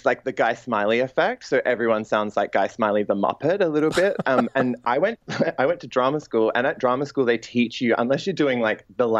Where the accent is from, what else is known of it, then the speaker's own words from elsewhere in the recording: Australia; accent: broad Australian; I kind of love the fetishization of my accent, and I'm happy to absolutely broad Australian accent it out for you.